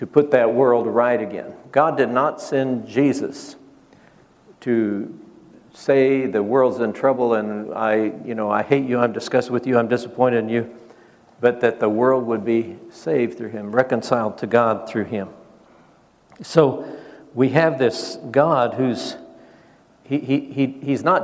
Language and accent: English; Nebraska, United States; I grew up in Nebraska and I was raised in a Baptist church